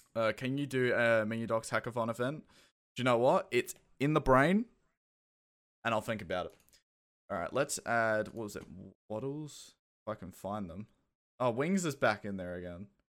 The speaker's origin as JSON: {"language": "English", "country": "Australia", "also_born_or_lived": "Kent, United Kingdom", "accent": "Australian", "moved": "yes", "said": "I have an Australian accent, but I was born in the U K"}